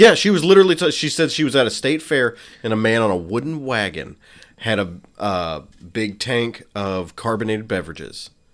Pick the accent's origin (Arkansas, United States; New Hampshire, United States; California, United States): Arkansas, United States; I was from Arkansas, and I was super white trash